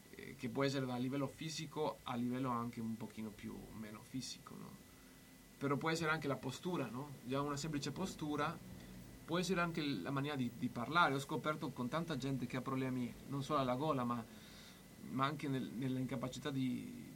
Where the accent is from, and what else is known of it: Mexico; now in Bologna, Italy